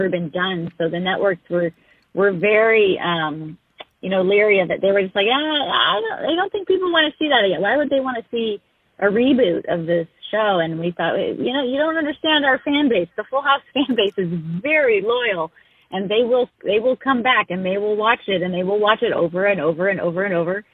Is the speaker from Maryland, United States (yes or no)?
no; Whittier, California, United States; my life really resided in Whittier, California, which is where I grew up